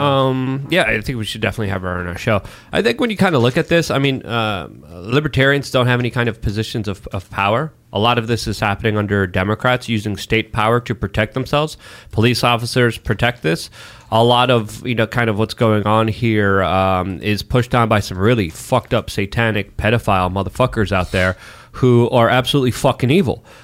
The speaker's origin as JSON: {"language": "English", "country": "Poland", "tie": "born or raised there", "moved": "yes", "said": "I'm Slavic. I was born in Poland."}